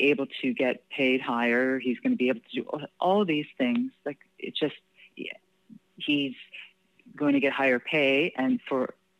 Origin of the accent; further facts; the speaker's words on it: Canada; and I think because, you know, being Canadian, right, you know, we have equal